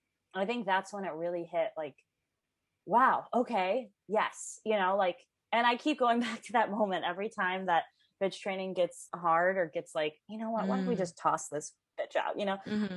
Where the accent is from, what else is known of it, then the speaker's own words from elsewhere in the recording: Midwest, United States; Like, you know, like, I come from the Midwest where getting a tattoo was a big deal.